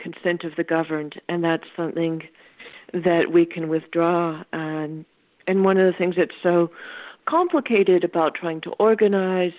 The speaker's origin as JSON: {"language": "English", "region": "California", "country": "United States", "said": "I'm a Californian"}